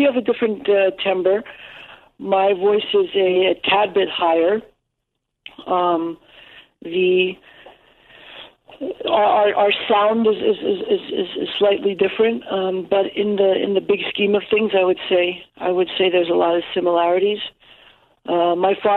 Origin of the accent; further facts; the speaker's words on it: New York City, New York, United States; first language English; like many other New Yorkers, many fellow New Yorkers, just growing up in the city